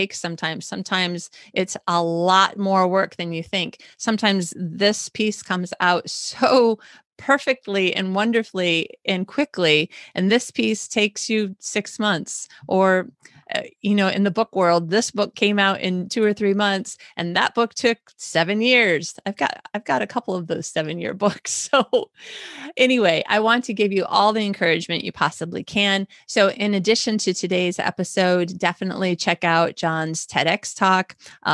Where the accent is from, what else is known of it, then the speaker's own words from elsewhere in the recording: Michigan, United States; I'm from Michigan